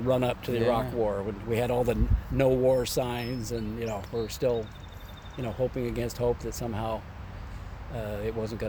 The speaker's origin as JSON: {"language": "English", "town": "Portland", "region": "Oregon", "country": "United States", "tie": "born or raised there", "also_born_or_lived": "California", "said": "I consider myself an Oregonian. I graduated from high school in Portland."}